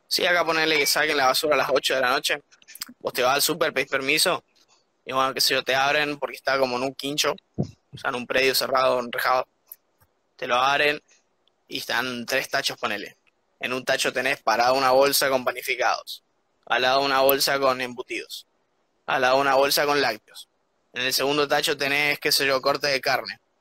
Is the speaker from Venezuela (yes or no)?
no; Argentina; moved away as an adult; now in Copenhagen, Denmark; Somos argentinos